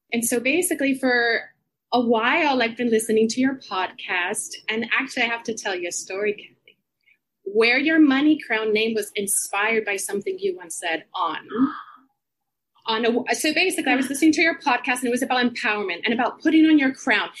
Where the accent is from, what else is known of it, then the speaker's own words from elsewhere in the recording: Puerto Rico; moved away as an adult; also born or lived in United States; now in London, United Kingdom; I grew up in Puerto Rico. I'm actually here right now visiting my family